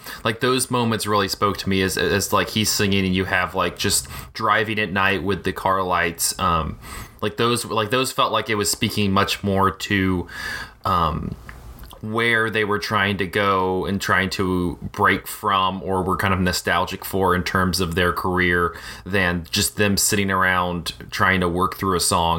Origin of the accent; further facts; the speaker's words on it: Chattanooga, Tennessee, United States; growing up in Chattanooga